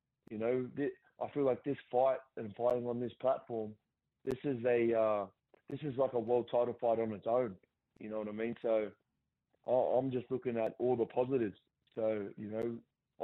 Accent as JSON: {"language": "English", "town": "Gosford", "region": "New South Wales", "country": "Australia", "tie": "born or raised there", "said": "my hometown"}